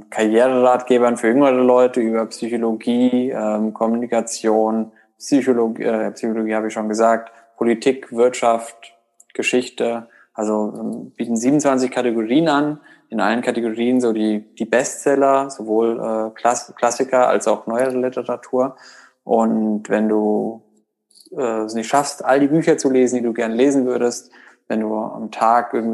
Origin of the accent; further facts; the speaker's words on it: Hesse, Germany; also born or lived in Bonn; now in Berlin, Germany; Ich komme ursprünglich aus Hessen, bin über äh, Umwege in Bonn äh, nach Berlin gekommen, um Blinkist zu gründen.